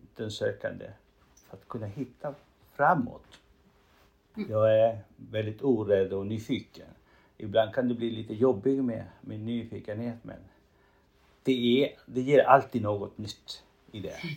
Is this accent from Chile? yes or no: yes; Chile; first language Spanish; Swedish is a second language; moved away as an adult; now in Sweden; Som du hör, jag bryter. Eh, det är för att jag har spanska som modersmål. Jag är en man från Chile som kom till Sverige när jag var 35 eller 33 år.